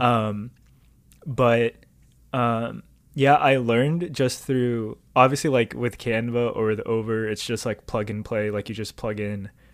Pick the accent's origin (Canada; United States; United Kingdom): United States; Southern California; I grew up in Southern California